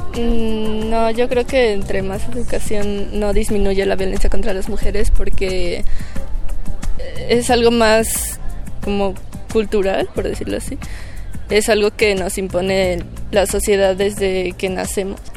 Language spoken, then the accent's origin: Spanish; Mexico City, Mexico; soy de la Ciudad de México